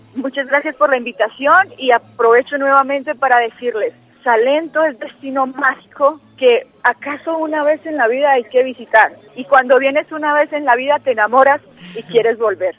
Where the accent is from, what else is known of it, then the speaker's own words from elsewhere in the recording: Salento, Quindío, Colombia; acá a nuestro municipio